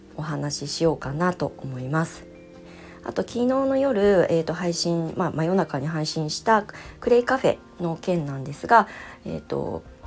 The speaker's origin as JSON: {"language": "Japanese", "region": "Ibaraki", "country": "Japan", "tie": "born or raised there", "said": "私は茨城県の出身で子供の時はまあ祖父母えーと、私は結構大家族"}